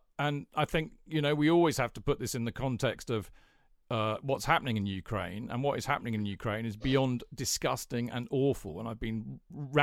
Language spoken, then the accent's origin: English; United Kingdom; we're British